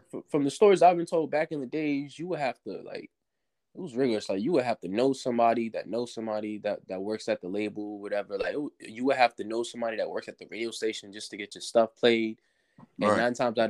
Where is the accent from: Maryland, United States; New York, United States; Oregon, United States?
New York, United States; New York City; I'm from New York City, so right. I grew up listening to cats like … people like